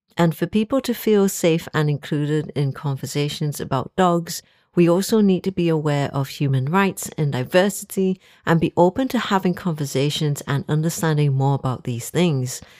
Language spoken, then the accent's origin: English; Singapore; moved away as an adult; now in Liverpool, United Kingdom; I am originally from Singapore. I'm Singaporean Chinese